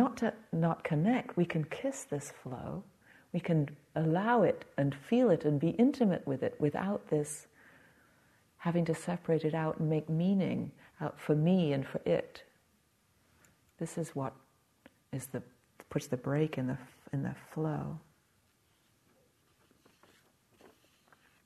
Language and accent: English; England, United Kingdom; being English